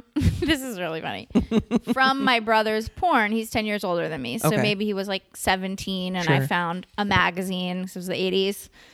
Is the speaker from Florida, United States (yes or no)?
no; California, United States; many of my best friends were black because I grew up in the East Bay.